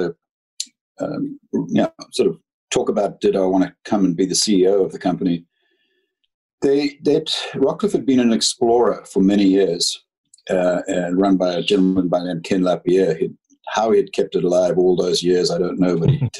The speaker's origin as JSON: {"language": "English", "country": "Zimbabwe", "tie": "born or raised there", "also_born_or_lived": "United Kingdom", "moved": "as an adult", "lives_now": "Canada", "said": "I was born and brought up in Zimbabwe"}